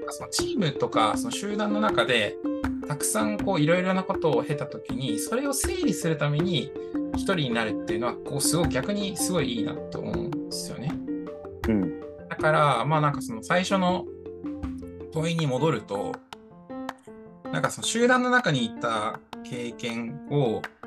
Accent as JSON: {"language": "Japanese", "region": "Toyama", "country": "Japan", "tie": "born or raised there", "said": "僕、富山出身なんですけど、富山富山県出身で18年間生まれ育ちました"}